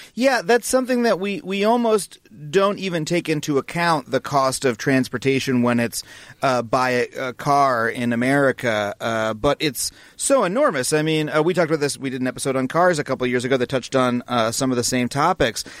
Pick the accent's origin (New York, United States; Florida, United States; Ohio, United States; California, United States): New York, United States; Long Island; I grew up on Long Island